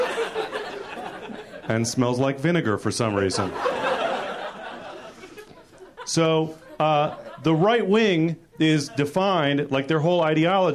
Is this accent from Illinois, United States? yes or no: no; San Francisco, California, United States; I am from San Francisco